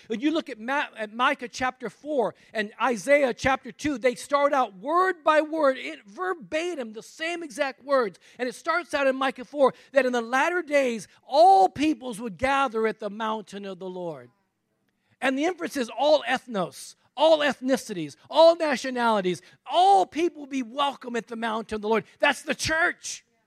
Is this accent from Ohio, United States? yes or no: no; Texas, United States; I'm a Texan, right? I'm in Texas